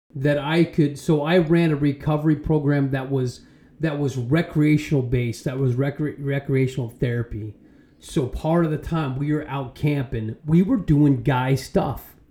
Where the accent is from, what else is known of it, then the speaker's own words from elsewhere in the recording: Arizona, United States; I'm from Arizona